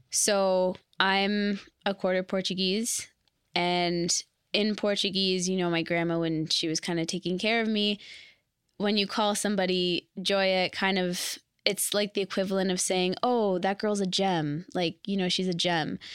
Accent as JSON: {"language": "English", "town": "Brampton", "region": "Ontario", "country": "Canada", "tie": "born or raised there", "moved": "as an adult", "lives_now": "Toronto, Canada", "said": "I was born and raised in Brampton."}